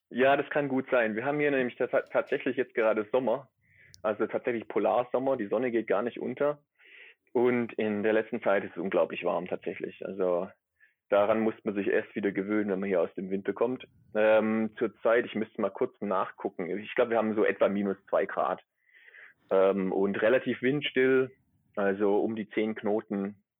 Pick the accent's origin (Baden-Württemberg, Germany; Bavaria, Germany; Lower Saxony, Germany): Baden-Württemberg, Germany; near Stuttgart; accent: Swabian; moved away as an adult; also born or lived in Gießen; now in Neumayer Station III, Antarctica; ich bin aus der Nähe von Stuttgart, das hört man wahrscheinlich auch, auch ab und zu. Ne, ganz los bin ich den schwäbischen Dialekt nicht, nicht geworden.